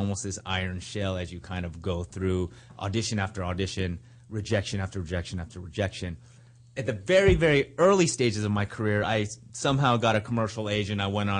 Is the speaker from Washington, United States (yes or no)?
no; Los Angeles, California, United States; I grew up in Los Angeles, in Hawthorne Heights, if anyone's out there from Hawthorne Heights. It's a suburb about 25 miles southeast of here.